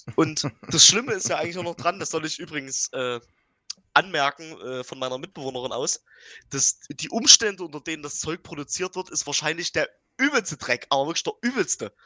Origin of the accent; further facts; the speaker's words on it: Dresden, Saxony, Germany; ich als Dresdner wohne ja schon äh, anderthalb Stunden weit weg.